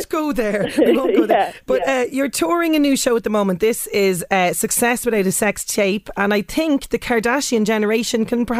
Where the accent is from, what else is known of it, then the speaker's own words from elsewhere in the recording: Ireland; us Irish people